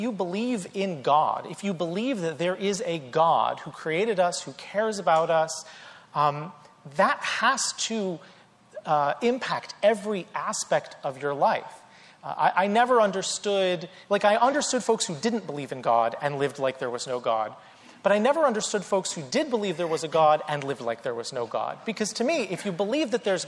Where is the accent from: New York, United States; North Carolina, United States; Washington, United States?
North Carolina, United States; I grew up in the South, in North Carolina